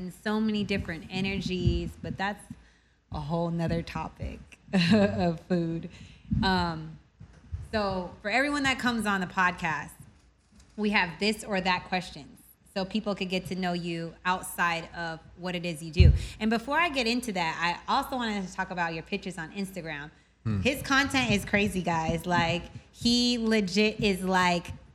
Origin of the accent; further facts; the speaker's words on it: Japan; moved away as an adult; now in Los Angeles, United States; I grew up in Japan, and then I moved to LA when I was older, when I was 20 years old.